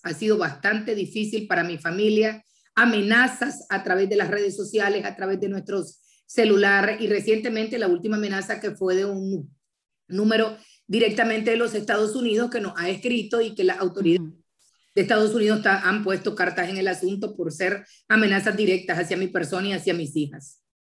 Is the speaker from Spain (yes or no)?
no; Nicaragua; moved away; como nicaragüenses